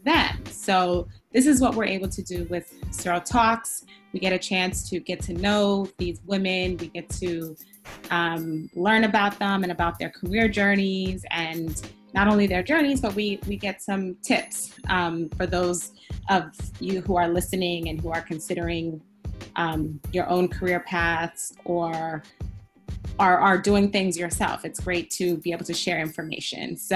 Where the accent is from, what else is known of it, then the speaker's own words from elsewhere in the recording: New York, United States; first language Spanish; English is a second language; also born or lived in Guadalajara, Mexico; I grew up in Queens as well